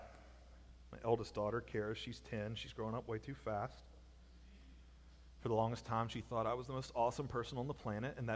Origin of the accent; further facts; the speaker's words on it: Alabama, United States; I'm from Alabama